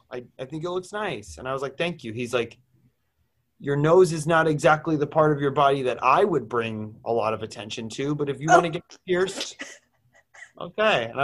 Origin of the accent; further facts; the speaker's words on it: Wayne, New Jersey, United States; now everyone's going to know I'm the bitch from Wayne, New Jersey that did